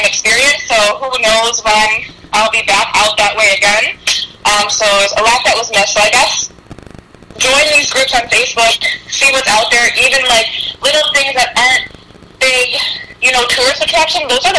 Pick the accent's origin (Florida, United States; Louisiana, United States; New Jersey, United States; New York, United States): New York, United States; we're from New York